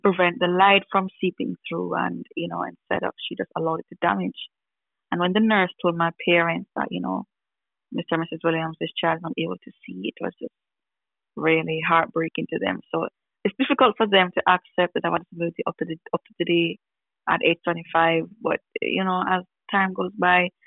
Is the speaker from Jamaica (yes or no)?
yes; Kingston, Jamaica; I'm from Kingston, Jamaica, which is in the Caribbean.